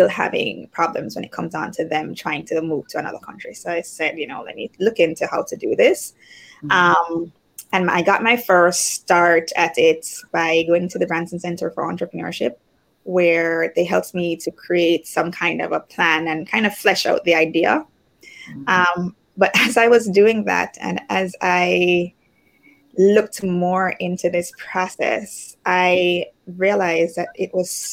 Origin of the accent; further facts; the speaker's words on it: Jamaica; moved away as an adult; also born or lived in United States / Spain; I'm from Jamaica originally